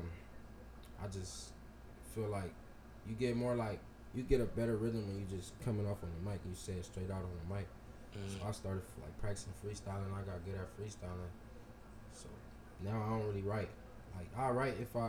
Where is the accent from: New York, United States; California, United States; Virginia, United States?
California, United States; Los Angeles; I'm from South Central. I grew up in South Central, like Westmont.